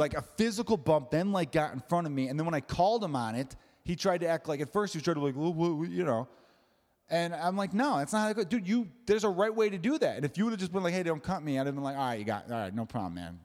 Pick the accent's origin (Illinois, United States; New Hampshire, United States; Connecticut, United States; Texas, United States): Illinois, United States; Chicago; I'm from Chicago